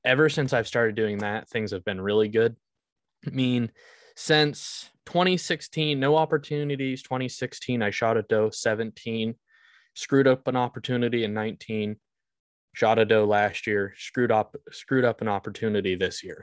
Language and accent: English; Vermont, United States; I was born in Vermont.